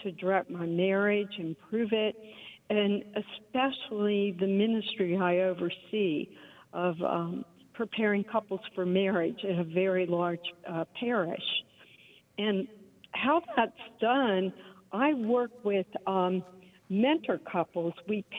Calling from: Houston, Texas, United States; I'm calling from Houston, Texas. I'm a director of family life at Christ the Redeemer Catholic Church in Houston.

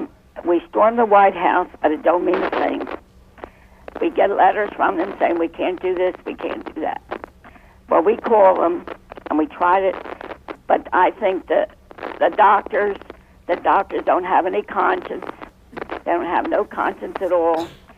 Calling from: Woodbury, New Jersey, United States; from Woodbury, New Jersey.

